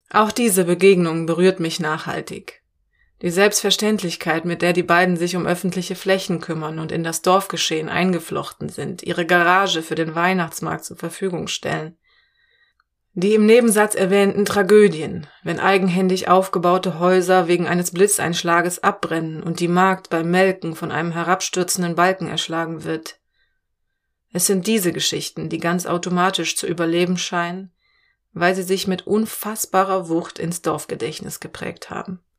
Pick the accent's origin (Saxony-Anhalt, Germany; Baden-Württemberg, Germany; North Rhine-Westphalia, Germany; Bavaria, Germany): North Rhine-Westphalia, Germany; Cologne; now in Mücke, Germany; Weil ich komme aus Köln.